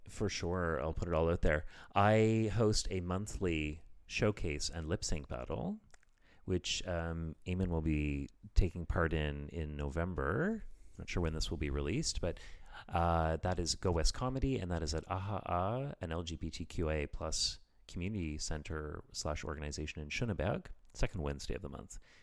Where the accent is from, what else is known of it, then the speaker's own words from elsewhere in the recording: Canada; moved away as an adult; now in Berlin, Germany; we Canadians